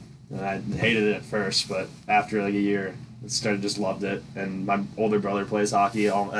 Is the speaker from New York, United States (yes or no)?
no; Pequot Lakes, Minnesota, United States; I'm from Pequot Lakes, Minnesota. Breezy Point is like where I grew up at the rink there.